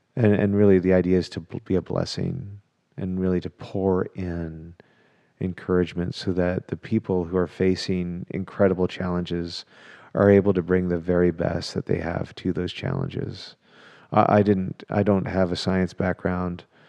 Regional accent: Canada; also born or lived in England; now in Dallas, United States; am a Canadian, who got to Texas as fast as I could via England.

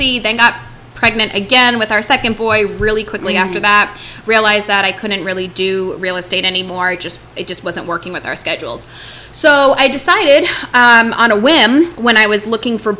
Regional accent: Rhode Island, United States; moved away; I'm from Rhode Island

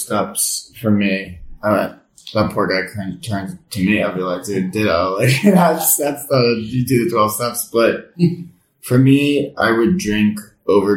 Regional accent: United States; I'm from America and I get to live in Italy for summer

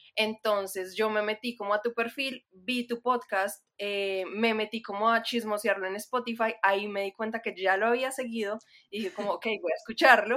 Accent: Manizales, Caldas, Colombia; also born or lived in Bogotá, Colombia / Netherlands; soy ilustradora y diseñadora de Manizales, Colombia. Em, ahorita me encuentro en Manizales, pero también me siento un poco bogotana, aunque de pronto mi acento ya no suena para nada rolo, aunque antes sí

